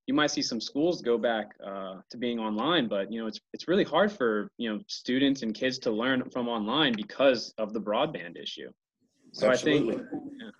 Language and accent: English; Roanoke, Virginia, United States; moved away as an adult; now in West Virginia, United States; I grew up in Roanoke, which is in Southwest Virginia